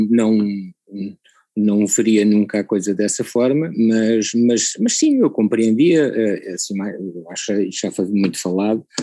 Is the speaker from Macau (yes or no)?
yes; Macau; born there; é para todos os efeitos é o sítio onde eu nasci, não é?